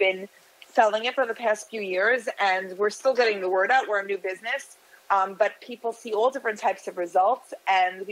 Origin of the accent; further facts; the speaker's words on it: United States; moved away as an adult; now in Miami Beach, United States; I'm from the New York, New Jersey area originally, but I moved here about 25 years ago.